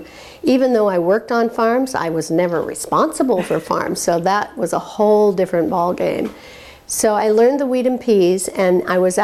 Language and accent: English; Walla Walla, Washington, United States; moved away as an adult; I grew up in Walla Walla and left as soon as I graduated.